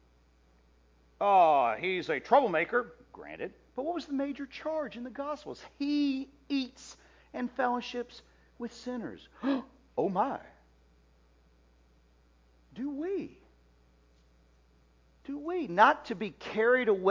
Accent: Oxford, Mississippi, United States; I grew up in Oxford, Mississippi

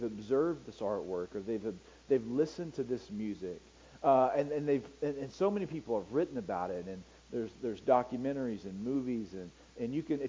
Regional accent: United States; I'm an American

